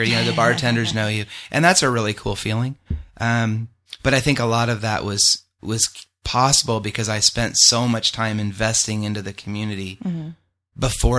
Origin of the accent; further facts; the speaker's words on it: Tucson, Arizona, United States; also born or lived in Pinetop, Arizona; I'm from Arizona. I'm one of those elusive Arizona natives. I don't come from somewhere else. Mm-hmm. I was born in Tucson. I've spent time living pretty much all over.